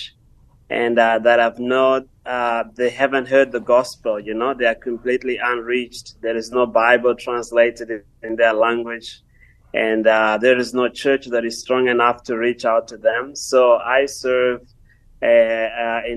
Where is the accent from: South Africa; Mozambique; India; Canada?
Mozambique; I am from Mozambique, born and raised in Mozambique.